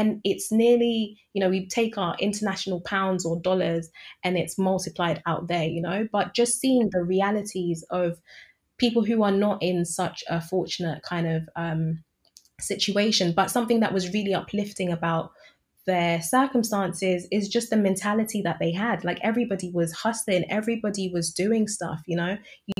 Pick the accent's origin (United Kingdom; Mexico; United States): United Kingdom; I'm British, born and raised, but I have my strong affinity with my East African roots.